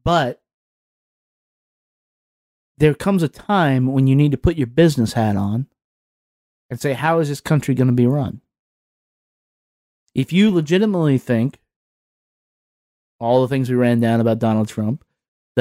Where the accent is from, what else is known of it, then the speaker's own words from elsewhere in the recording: Southwest Virginia, United States; I'm from Southwest Virginia